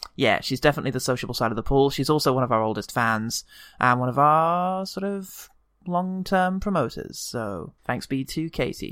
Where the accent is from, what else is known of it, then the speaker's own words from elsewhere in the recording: United Kingdom; As a British man